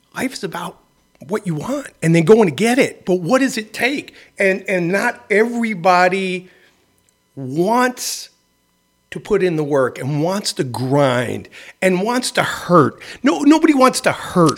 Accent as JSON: {"language": "English", "town": "New York City", "region": "New York", "country": "United States", "tie": "born or raised there", "said": "I grew up in the Bronx"}